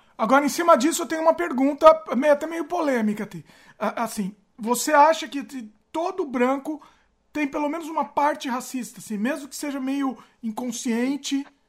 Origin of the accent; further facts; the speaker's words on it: Brazil; now in Canada; eu sou do Brasil, também eu sou considerado latino também.